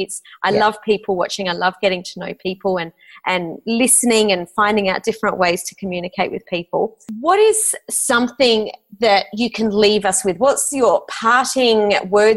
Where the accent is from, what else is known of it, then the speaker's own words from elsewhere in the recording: Adelaide, South Australia, Australia; moved away; I'm originally from Adelaide